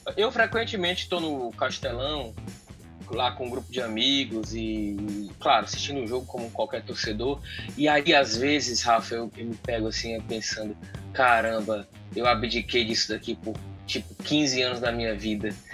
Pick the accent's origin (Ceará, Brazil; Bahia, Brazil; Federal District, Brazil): Ceará, Brazil; Assaré; a minha infância no Cariri, lá em Assaré